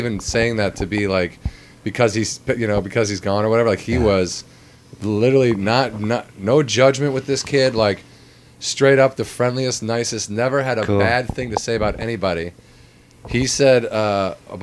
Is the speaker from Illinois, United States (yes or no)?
yes; southwest suburbs of Chicago, Illinois, United States; moved away as an adult; now in Los Angeles, United States; I am originally from Illinois, southwest suburbs of Chicago.